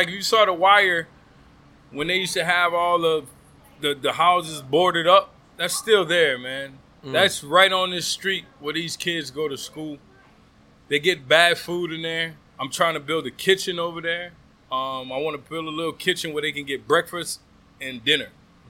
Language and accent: English; the South, United States; I'm from the South.